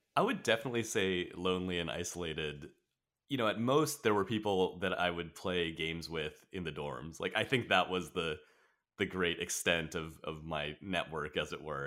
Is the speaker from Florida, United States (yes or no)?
no; Orange County, Southern California, United States; also born or lived in Riverside, California; mostly in Orange County is, um, where I've spent most of my life